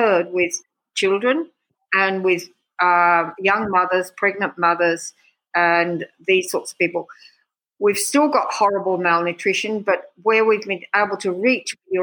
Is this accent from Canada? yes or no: no; Australia; moved away as an adult; also born or lived in Sussex, England / Afar, Ethiopia; now in Ethiopia; I'm from Australia. So, I mean, actually, I was born in Sussex